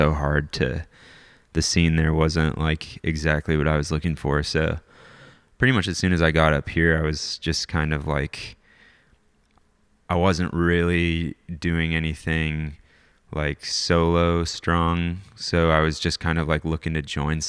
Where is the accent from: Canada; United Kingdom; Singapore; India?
Canada; also born or lived in North Carolina; now in Bellingham, United States; originally I'm Canadian